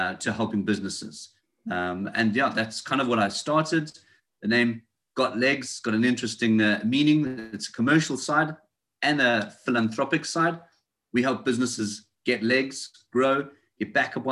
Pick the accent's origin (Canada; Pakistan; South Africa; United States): South Africa; moved away as an adult; now in United Kingdom; You can tell by my accent, I speak a bit funny. I'm not local. I'm from South Africa. So I left South Africa probably about 7 years ago and I moved to the United Kingdom.